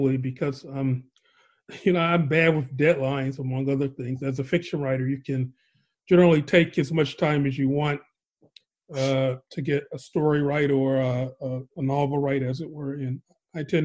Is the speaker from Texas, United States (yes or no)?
no; Chicago, Illinois, United States; moved away; also born or lived in New York; having grown up in a place like Chicago and then having lived in New York for many years